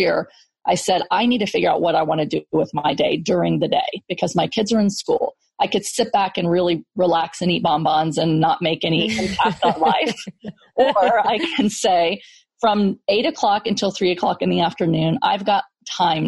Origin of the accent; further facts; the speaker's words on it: Texas, United States; I grew up in Section 8 housing in Texas